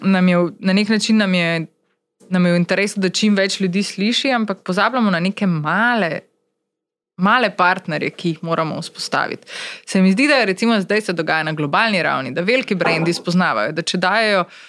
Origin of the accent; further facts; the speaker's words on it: Maribor, Drava, Slovenia; Takrat je bila seveda moja možnost živela samo v Mariboru, ker sem pač Mariborčanka